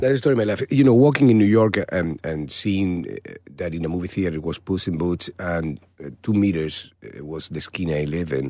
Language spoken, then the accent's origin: English; Málaga, Andalusia, Spain; English is a second language; moved away; my hometown, in Malaga.